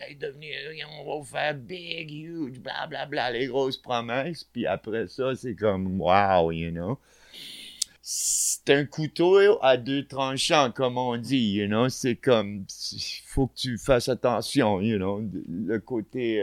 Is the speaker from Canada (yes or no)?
yes; Montreal, Quebec, Canada; also born or lived in Barcelona; on est des kids de Montréal, you know, on a grandi ici